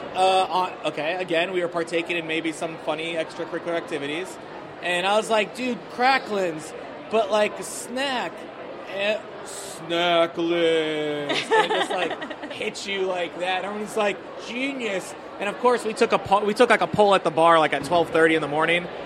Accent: Iowa, United States; now in Washington, DC, United States; I'm a Muslim from Iowa

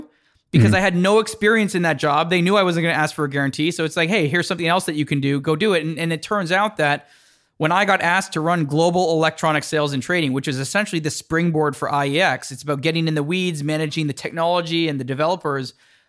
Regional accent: Toronto, Ontario, Canada; now in New York, United States; So when I saw New York, it just felt like the world was a lot bigger than the world I grew up in Toronto.

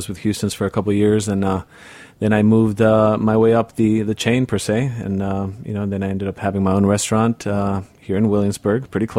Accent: Madrid, Spain; also born or lived in Barcelona; In Spain. Born and raised in Spain.

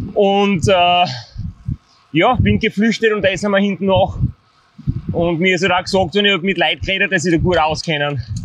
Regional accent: Styria, Austria; als Steirer

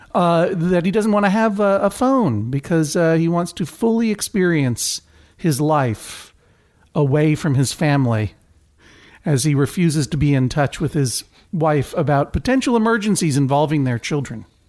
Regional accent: Brookline, Massachusetts, United States; growing up in Brookline

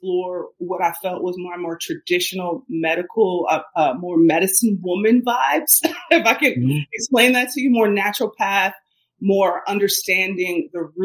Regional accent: Cincinnati, Ohio, United States; I grew up in Ohio. I grew up in Cincinnati, Ohio

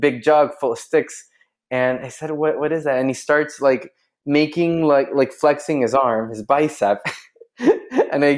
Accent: Chile; So I'm from Chile. I'm a Chilean guy

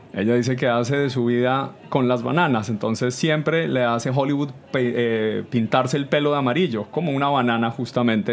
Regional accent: Colombia; now in New York, United States; Chanchullo en Colombia le decimos

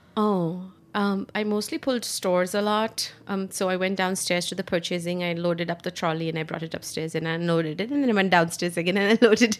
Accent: India; moved away as an adult; now in New York City, United States; growing up in India

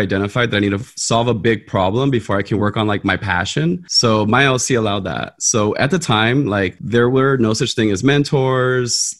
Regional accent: Los Angeles, California, United States; I grew up in South Central

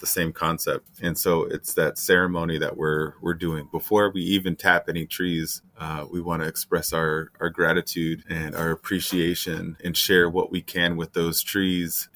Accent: Keweenaw Bay Indian Community, Michigan, United States; I come from the Keweenaw Indian Community, Lake Superior Band of Ojibwe.

